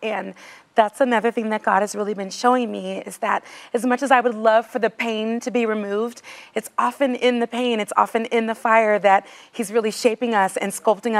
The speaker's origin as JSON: {"language": "English", "region": "California", "country": "United States", "moved": "yes", "lives_now": "Nashville, United States", "said": "I'm from California too, but I live in Nashville"}